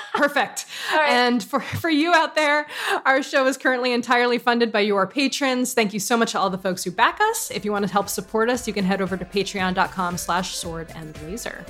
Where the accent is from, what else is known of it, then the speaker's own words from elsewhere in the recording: West Hartford, Connecticut, United States; I'm actually from West Hartford, which is very different